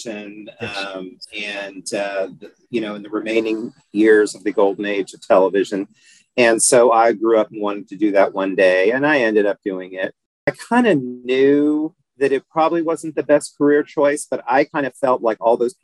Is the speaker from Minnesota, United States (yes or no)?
no; Houston, Texas, United States; I was actually born a few blocks down the street from where I am now at what was then the Methodist Hospital. And now it's called Houston Methodist Hospital